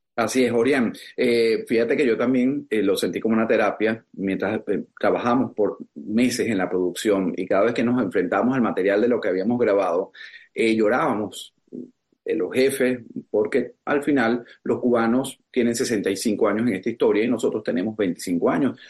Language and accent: Spanish; Venezuela; now in South Florida, United States; para nosotros como venezolanos